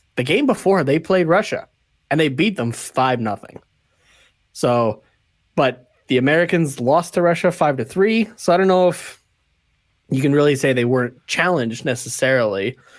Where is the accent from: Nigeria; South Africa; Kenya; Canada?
Canada; as a Canadian